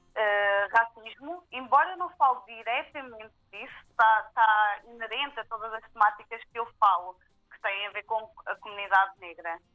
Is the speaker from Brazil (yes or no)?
no; Viseu area, Centro, Portugal; eu já nasci aqui em Portugal, em Salgueiras, mas Sim. em Mangual, Viseu, ali a zona de Viseu. E hum, tive uma infância dita normal, embora fosse a única família negra a viver naquela zona.